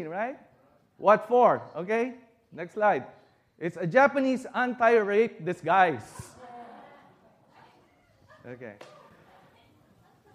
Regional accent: Philippines; moved away as an adult; now in United States; I was born in America, but as a baby, we went back home to the Philippines.

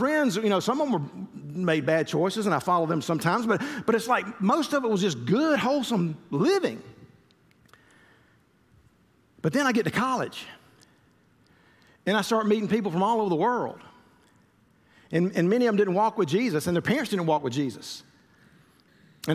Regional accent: Columbus, Georgia, United States; growing up in the Methodist church that I did in Columbus, Georgia

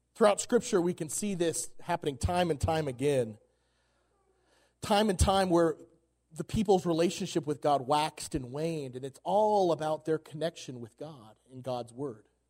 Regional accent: Oklahoma, United States; moved away as an adult; now in Colorado, United States; I'm from Oklahoma

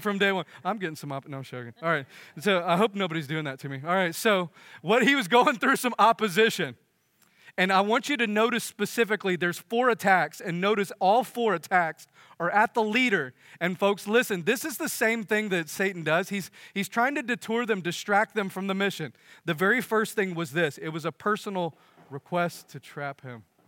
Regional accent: United States; as American

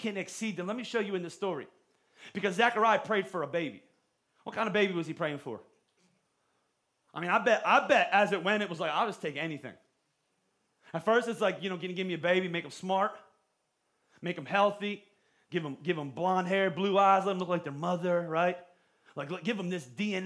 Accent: Pottstown, Pennsylvania, United States; I grew up in Pottstown

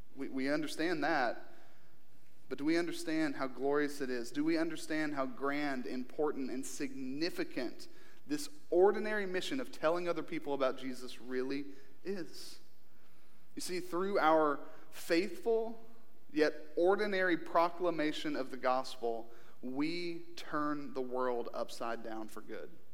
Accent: Kentucky, United States; born or raised there; moved away

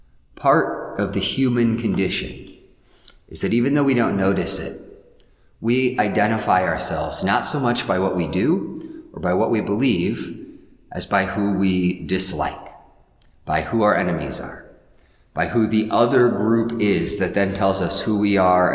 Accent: Midwest, United States; I'm a Midwesterner because I'm not, you know, one of those coastal people or a Southerner.

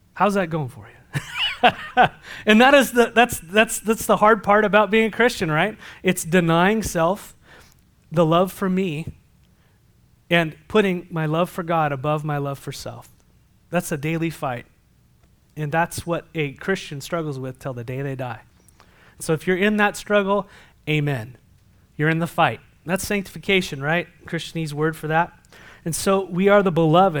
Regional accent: San Diego, California, United States; moved away; I come from San Diego

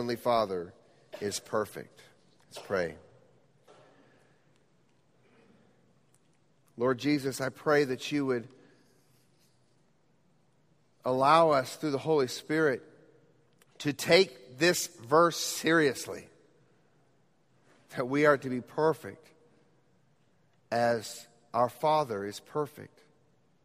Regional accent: Quito, Pichincha, Ecuador; moved away; I grew up in Quito, Ecuador.

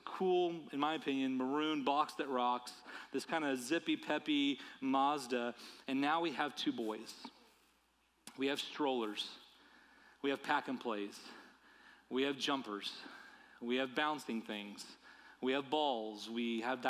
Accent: United States; my life as an American

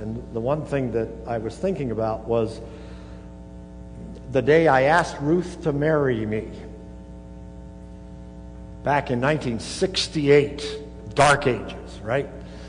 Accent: Oskaloosa, Iowa, United States; I'd been back in my hometown of Oskaloosa.

